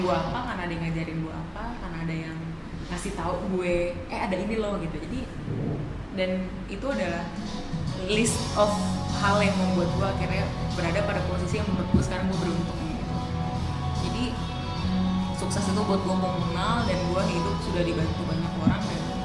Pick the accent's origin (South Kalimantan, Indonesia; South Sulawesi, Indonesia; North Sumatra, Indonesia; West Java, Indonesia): West Java, Indonesia; Depok; Saya sebagai warga Depok